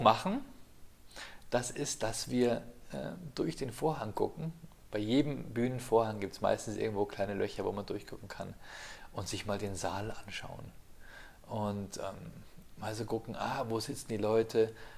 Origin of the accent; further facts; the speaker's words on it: Ingolstadt, Bavaria, Germany; damals in Ingolstadt, ich habe nur am Rand vom Piusviertel gewohnt